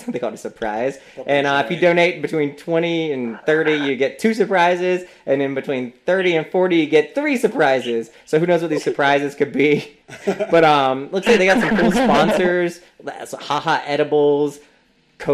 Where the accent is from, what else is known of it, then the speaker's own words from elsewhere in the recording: the South, United States; moved away; growing up in the South